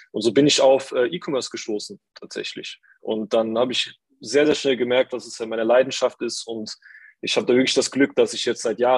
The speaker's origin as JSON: {"language": "German", "town": "Saarbrücken", "region": "Saarland", "country": "Germany", "said": "Hi, ich bin äh, 21, ich komme aus Saarbrücken, aus dem wunderschönen Saarland."}